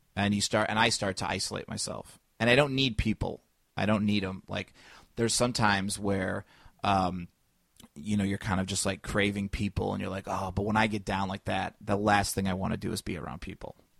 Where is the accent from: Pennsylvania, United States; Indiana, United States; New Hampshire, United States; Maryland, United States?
Indiana, United States; moved away as an adult; also born or lived in Los Angeles; now in Chicago, United States; I'm from Indiana